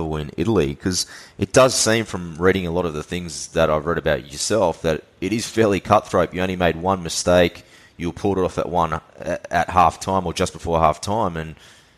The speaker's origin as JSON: {"language": "English", "country": "Australia", "tie": "born or raised there", "said": "I was born in Australia as well"}